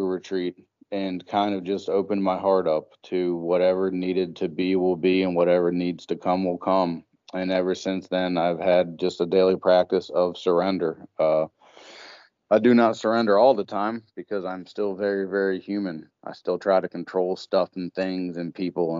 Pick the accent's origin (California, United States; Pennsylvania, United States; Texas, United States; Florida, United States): Pennsylvania, United States; first language English; now in Maryland, United States; I actually mostly reside in Maryland. Originally, I'm from Pennsylvania